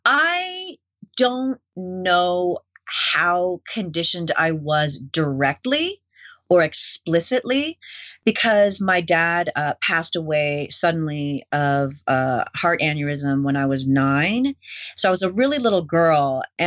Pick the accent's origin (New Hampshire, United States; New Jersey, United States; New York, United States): New York, United States; New York City; born there; I was born in New York City, and I was the only person in my family that was born in the U.S. because both my parents were born in Korea and then my siblings were born in Canada.